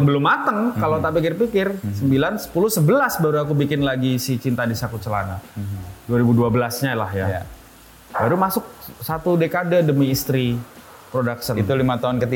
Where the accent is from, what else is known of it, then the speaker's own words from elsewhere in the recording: Yogyakarta, Special Region of Yogyakarta, Indonesia; Nah, tiap tahun di kampungku kereta api di Pengok itu, Blok F, Jogja